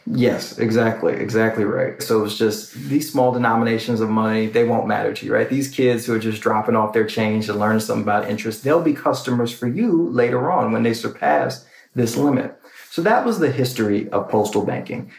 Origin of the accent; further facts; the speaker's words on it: New York City, New York, United States; now in Washington, D.C., United States; I'm from New York City and I'm living in Washington, D.C.